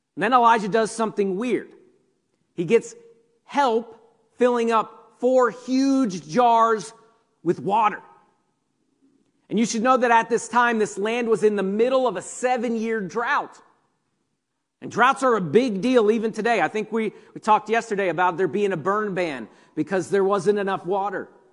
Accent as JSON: {"language": "English", "country": "United States", "said": "as American Christians"}